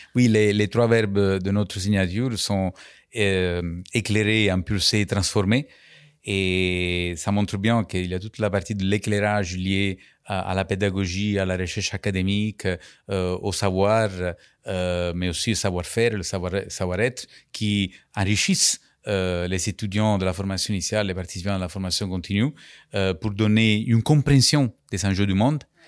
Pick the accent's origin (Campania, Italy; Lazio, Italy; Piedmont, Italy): Campania, Italy; Capri; French is a second language; moved away as an adult; also born or lived in Naples; now in France; j'ai grandi sur l'île de Capri, où je suis né, en 1970.